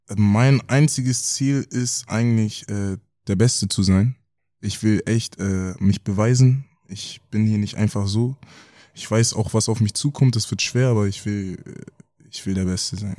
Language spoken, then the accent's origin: German; Kaltenkirchen, Schleswig-Holstein, Germany; also born or lived in Hamburg; bin in Hamburg geboren, aber in Kaltenkirchen aufgewachsen